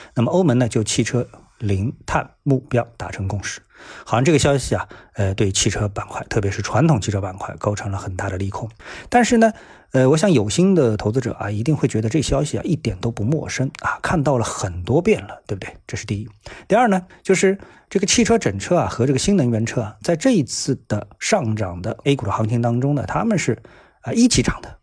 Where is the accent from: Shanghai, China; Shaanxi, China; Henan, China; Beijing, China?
Shanghai, China; 作为一个上海人呢，我一直待在上海